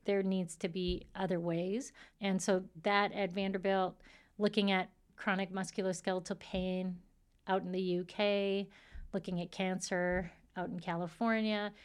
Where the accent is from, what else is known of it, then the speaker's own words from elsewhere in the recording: Saskatchewan, Canada; moved away as an adult; also born or lived in Washington, D.C.; I'm from Saskatchewan, and so that's the land of, you know, the native Indians